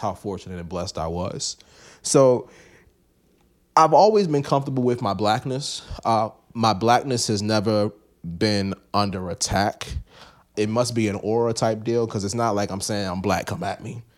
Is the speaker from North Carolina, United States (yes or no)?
no; Baltimore, Maryland, United States; I come from East Baltimore